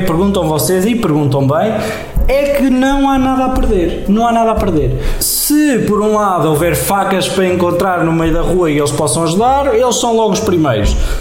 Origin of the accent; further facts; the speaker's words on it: Portugal; como bons portugueses que somos